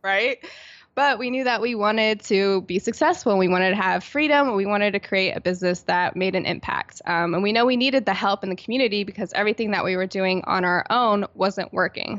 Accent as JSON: {"language": "English", "town": "Virginia Beach", "region": "Virginia", "country": "United States", "moved": "yes", "lives_now": "San Diego, United States", "said": "I'm originally from Virginia Beach, Virginia, on the East Coast"}